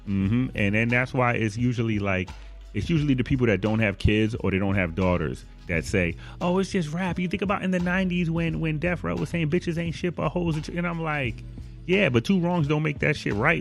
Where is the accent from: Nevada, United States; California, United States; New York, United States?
New York, United States; Buffalo; I'm from Buffalo